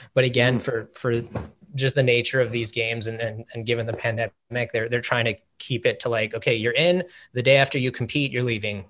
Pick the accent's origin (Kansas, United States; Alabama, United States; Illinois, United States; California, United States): California, United States; Los Angeles; Born and raised